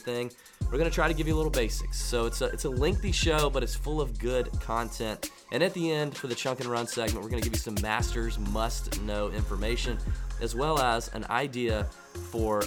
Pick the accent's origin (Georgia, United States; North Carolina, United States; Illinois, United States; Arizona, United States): Georgia, United States; Augusta; We reside, born and bred in Augusta, Georgia, hometown event for us